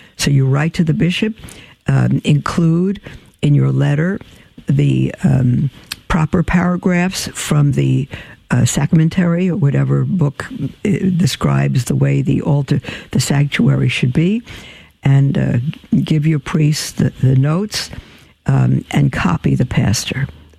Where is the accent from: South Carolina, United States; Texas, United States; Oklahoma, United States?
Oklahoma, United States; Tulsa; now in Beloit, United States; I came from Tulsa. We're in Beloit, Kansas now, and I haven't yet had experience with Catholic Charities in the Diocese of Salina.